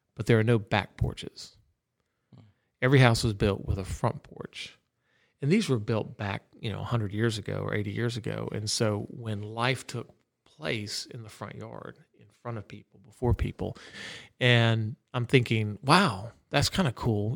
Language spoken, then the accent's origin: English; Orlando, Florida, United States; moved away; also born or lived in Texas; growing up in Orlando. I knew all the back roads.